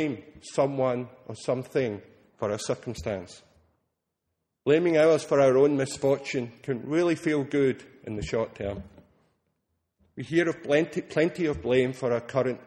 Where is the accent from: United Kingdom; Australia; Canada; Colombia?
United Kingdom; Scotland; now in Austin, United States; being Scottish, I didn't grow up with the Thanksgiving holiday